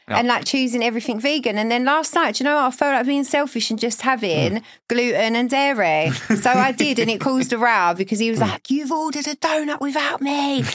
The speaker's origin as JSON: {"language": "English", "country": "United Kingdom", "moved": "yes", "said": "just being British"}